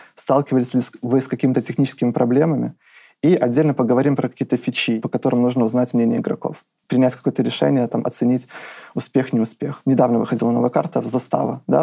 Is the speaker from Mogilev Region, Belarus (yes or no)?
yes; Mogilev, Mogilev Region, Belarus; Я родился в Могилеве. Это город в Беларуси, достаточно крупный